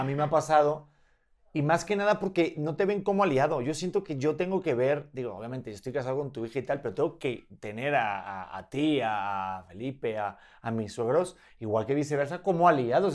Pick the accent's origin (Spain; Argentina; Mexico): Spain; yo me he criado en España con mis padres y mi cultura española y mi forma de hablar.